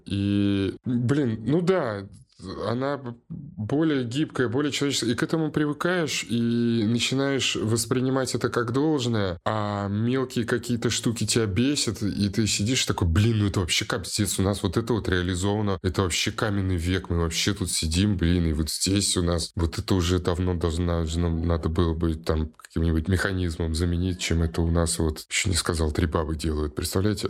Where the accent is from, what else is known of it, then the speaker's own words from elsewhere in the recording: Saint Petersburg, Russia; я же в Питере вырос